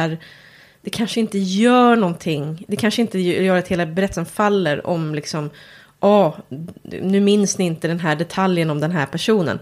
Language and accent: Swedish; Järna, Stockholm County, Sweden; jag kommer från Järna